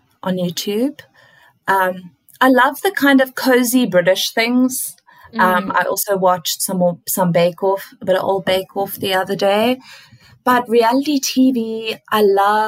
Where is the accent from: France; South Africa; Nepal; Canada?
South Africa; now in Australia; as a South African